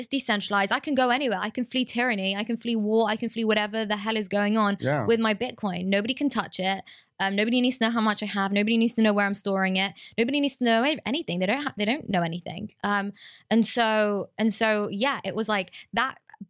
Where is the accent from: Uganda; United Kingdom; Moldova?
United Kingdom; England; So like I'm Jewish, I'm from England